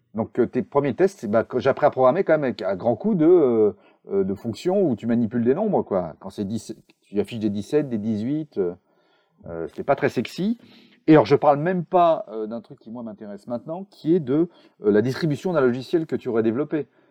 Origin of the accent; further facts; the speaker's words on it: Charente, Nouvelle-Aquitaine, France; moved away as an adult; now in Bordeaux, France; je suis bordelais, mais je suis charentais d'origine. J'ai traversé le monde et fait 100 km pour partir de chez mes parents pour aller à Bordeaux